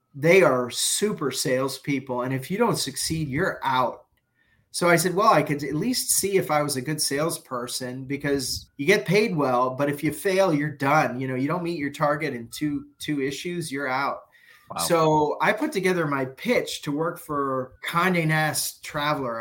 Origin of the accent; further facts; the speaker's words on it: New York City, New York, United States; moved away; also born or lived in Toronto / Dubai; I went back to New York and I'm a New Yorker.